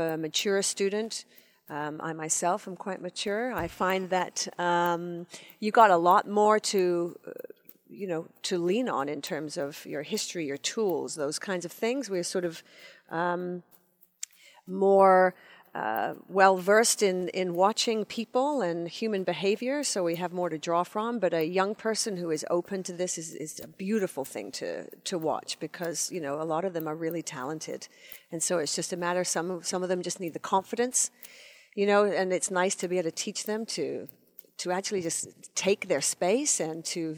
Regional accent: England, United Kingdom; moved away; when I was growing up in England

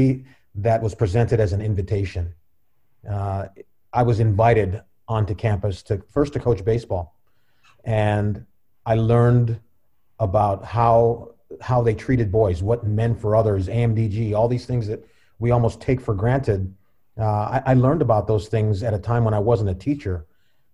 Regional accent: Cleveland Heights, Ohio, United States; also born or lived in Washington, D.C. / Los Angeles; I'm originally from Cleveland Heights

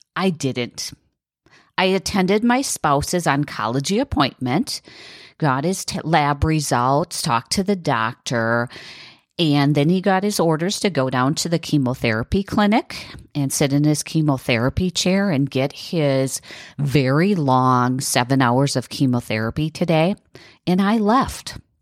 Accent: south of Green Bay, Wisconsin, United States; from my hometown in, in south, south of Green Bay to Milwaukee

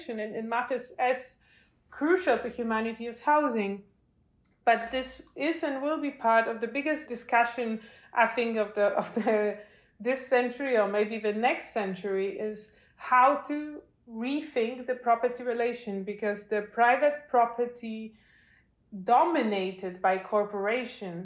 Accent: Warsaw, Masovian Voivodeship, Poland; now in Berlin, Germany; in my home city of Warsaw, I'm Polish, I live in Berlin, but I come originally from Warsaw

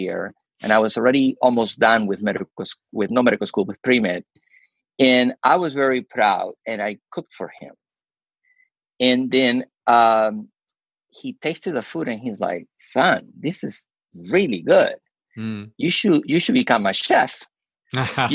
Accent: Peru; moved away as an adult; now in United States; we had growing up in Peru

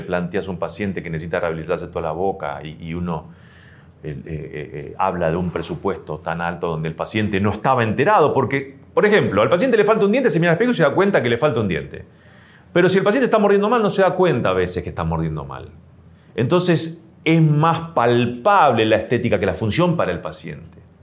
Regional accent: Argentina; como argentino tenemos bien esa base

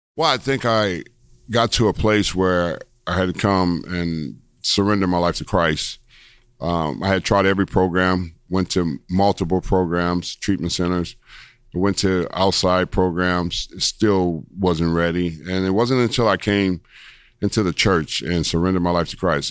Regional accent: Los Angeles, California, United States; I was born in Los Angeles, California, 1962

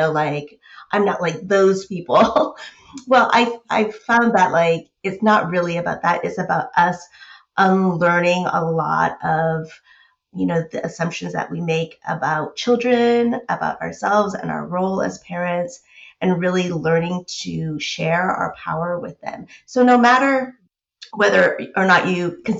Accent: United States; I grew up in the States

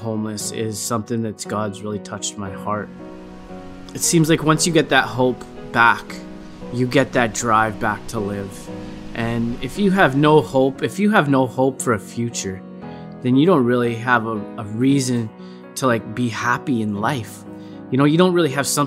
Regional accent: Alberta, Canada; also born or lived in Didsbury, Alberta; I am originally from Didsbury, Alberta, around Calgary. That's where I was born, but I kind of grew up everywhere in Alberta

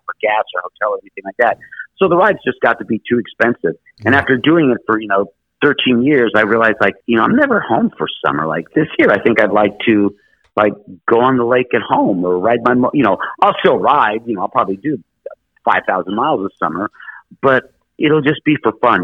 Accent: Los Angeles, California, United States; moved away; I grew up in Hollywood

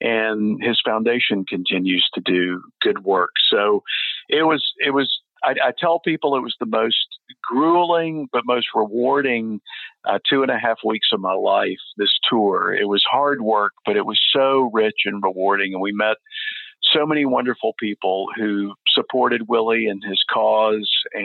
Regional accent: Texas, United States; moved away; also born or lived in Hawaii; I grew up in Texas, and I lived in Hawaii at the time

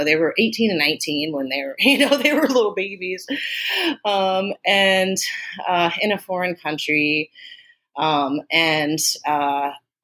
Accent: Austin, Texas, United States; also born or lived in Germany; They got stationed in Austin, Texas, and that's where we were raised, was in Austin, Texas, from the time I was little on.

